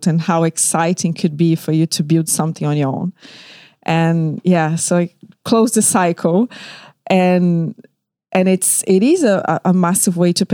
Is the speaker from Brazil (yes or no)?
yes; Rio de Janeiro, Brazil; moved away as an adult; now in London, United Kingdom; I was born in Rio de Janeiro, Brazil, and I moved to London 13 years ago